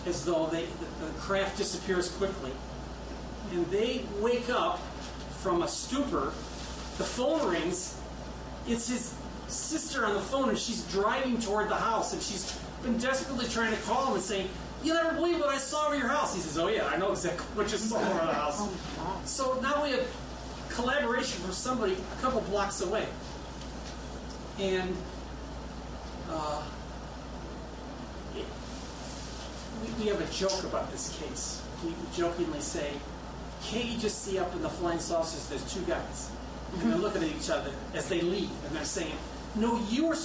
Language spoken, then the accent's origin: English; Midwest, United States; I'm from the Midwest